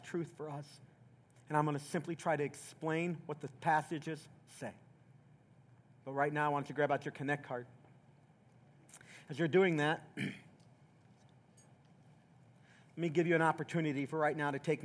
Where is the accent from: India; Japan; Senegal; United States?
United States; Southeast Tennessee; when I was a little boy in the South, I grew up in Southeast Tennessee